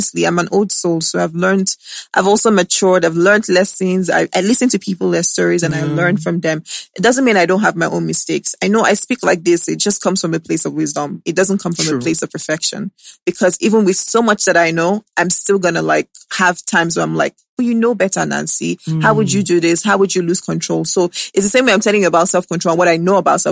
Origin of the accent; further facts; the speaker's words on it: Lagos, Nigeria; also born or lived in Benin City; I grew up in Lagos